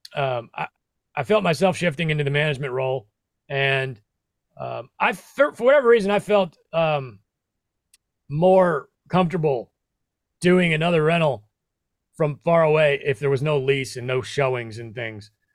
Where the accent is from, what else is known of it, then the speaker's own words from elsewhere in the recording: Midwest, United States; moved away as an adult; also born or lived in New York City; now in Tennessee, United States; I grew up in the Midwest